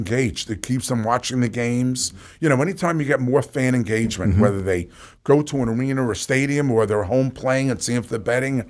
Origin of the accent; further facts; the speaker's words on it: New York, United States; And being born and raised in New York